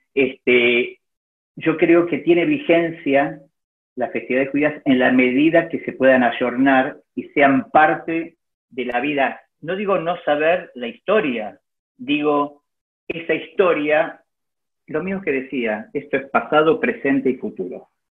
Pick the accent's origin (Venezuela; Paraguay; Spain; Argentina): Argentina; como argentino